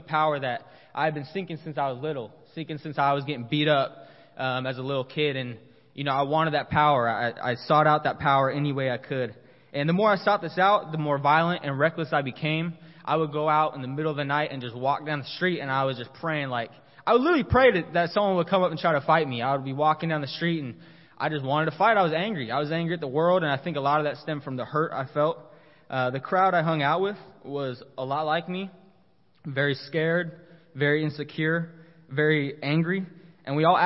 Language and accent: English; San Diego, California, United States; moved away as an adult; also born or lived in Colorado; now in Corpus Christi, United States; I'm originally from San Diego. I grew up a Kingdom kid